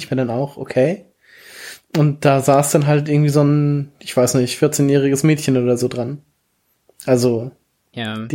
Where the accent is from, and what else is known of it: Germany